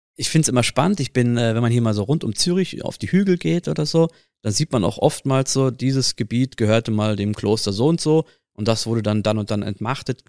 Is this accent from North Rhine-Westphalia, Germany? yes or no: yes; Ruhr area, North Rhine-Westphalia, Germany; moved away as an adult; now in Switzerland; Das ist ja die Ecke, wo ich, wo ich herkomme